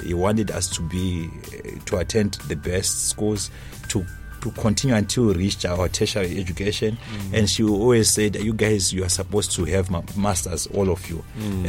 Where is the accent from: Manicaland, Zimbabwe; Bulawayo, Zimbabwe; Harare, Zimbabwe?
Manicaland, Zimbabwe; Nyanga; Yes, it's okay. Nyanga South.